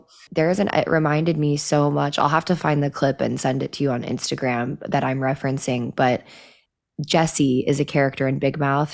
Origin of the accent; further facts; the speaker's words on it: Midwest, United States; I grew up in the Midwest